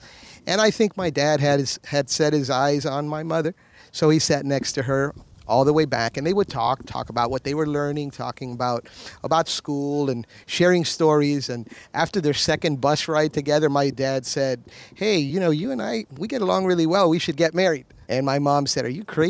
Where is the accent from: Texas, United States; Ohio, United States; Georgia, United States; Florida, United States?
Florida, United States; Miami; I'm from Miami. My parents are Cuban. They came over in the early 60s. And I was born in 1970 in the city of Miami, Florida. That's where I grew up.